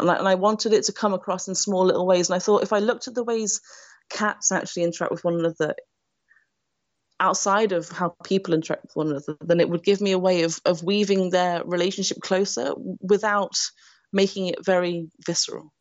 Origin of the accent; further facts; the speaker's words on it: United Kingdom; now in Nottingham, United Kingdom; a white British woman